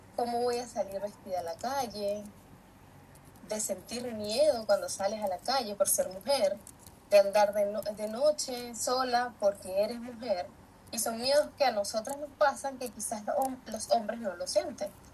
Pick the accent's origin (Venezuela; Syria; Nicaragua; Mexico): Venezuela; San Felipe, Yaracuy; moved away as an adult; now in Chile; yo soy de San Felipe, Estado Yaracuy, de Venezuela